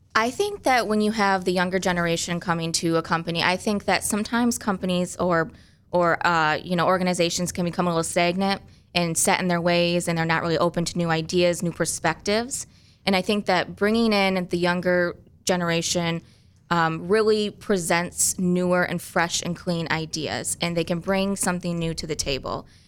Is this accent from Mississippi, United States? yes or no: no; Grand Rapids, Michigan, United States; I grew up primarily in Grand Rapids